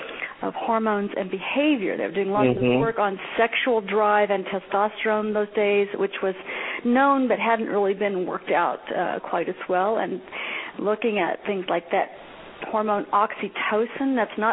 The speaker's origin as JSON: {"language": "English", "town": "Hazard", "region": "Kentucky", "country": "United States", "tie": "born there", "said": "I was born in Hazard, Kentucky. So I'm a Midwesterner like you from the beginning."}